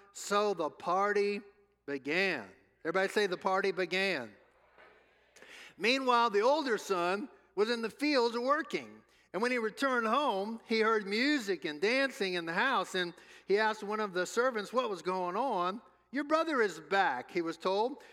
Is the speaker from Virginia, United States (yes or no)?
no; New Orleans, Louisiana, United States; moved away; we're from New Orleans, home of the New Orleans Saints